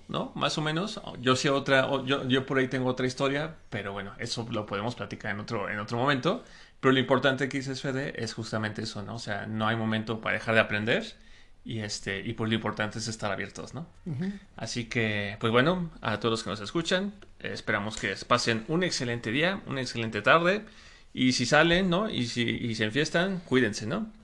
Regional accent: Mexico; sí soy mexicano

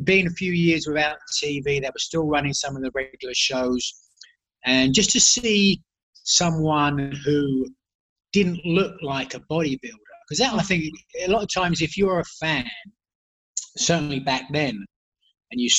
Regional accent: England, United Kingdom; I grew up in England

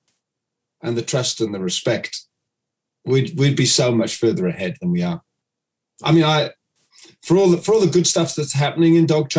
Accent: United Kingdom; now in New Zealand; I'm based here in New Zealand. And I'm actually British

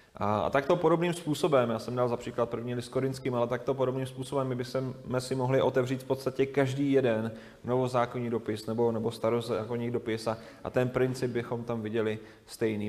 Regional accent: Moravia, Czechia; moved away as an adult; also born or lived in Lovosice; na Moravu, odkud jsme, odkud jsme do Lovosic přišli

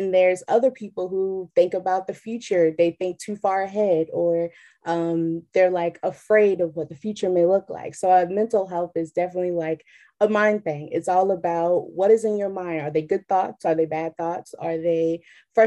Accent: Chesapeake, Virginia, United States; I am from Chesapeake, Virginia

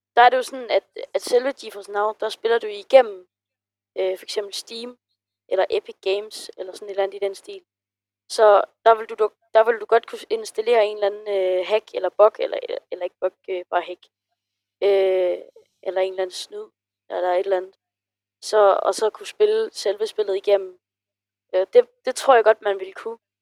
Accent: Funen, Southern Denmark, Denmark; jeg kommer fra Fyn

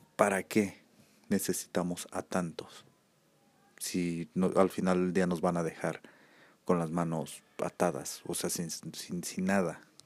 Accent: Aguascalientes, Mexico; aquí en mi país, México, eh, más concreto aquí en Aguascalientes

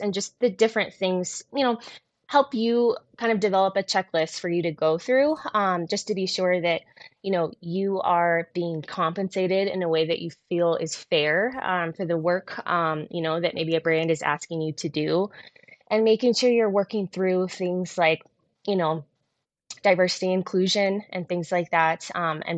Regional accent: San Diego, California, United States; now in Colorado, United States; I'm born and raised in San Diego

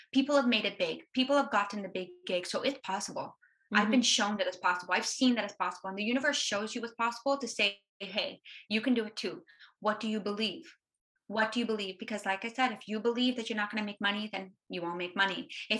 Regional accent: Canada; Being a Canadian, it's going to be hard to get to the States.

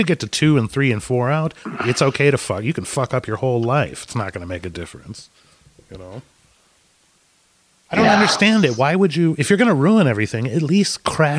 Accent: United States; as an American

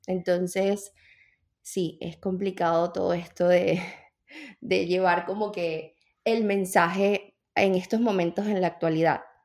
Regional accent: Venezuela; moved away as an adult; now in United States; yo soy de Venezuela

